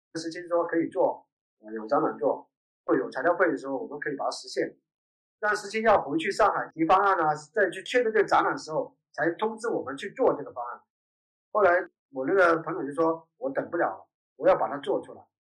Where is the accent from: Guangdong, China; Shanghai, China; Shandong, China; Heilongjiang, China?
Guangdong, China; Dongguan; now in Dongguan, China; 我是在东莞这边出生，然后后来离开东莞然后后来又有机会回到东莞。东莞的变化太快了，从我很小的时候都是田野，我们满山跑